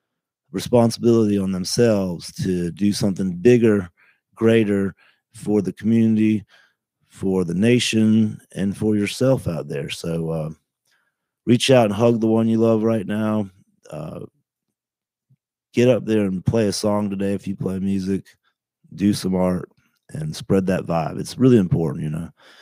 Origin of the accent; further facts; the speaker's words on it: United States; We're really American